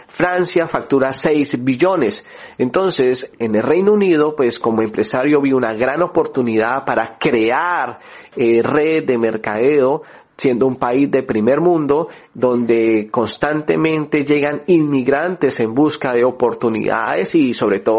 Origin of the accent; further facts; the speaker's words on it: Colombia; yo soy de Colombia, y pues uno tiene ese sueño de poder también salir del país.